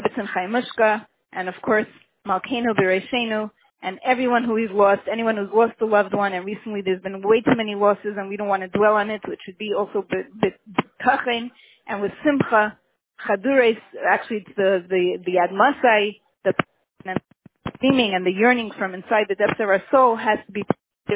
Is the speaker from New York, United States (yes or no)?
yes; New York City, New York, United States; I was born and bred in Crown Heights